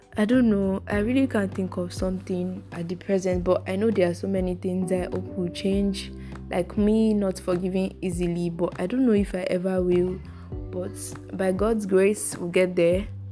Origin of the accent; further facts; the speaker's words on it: Lagos, Nigeria; I grew up in Lagos, Africa, Nigeria.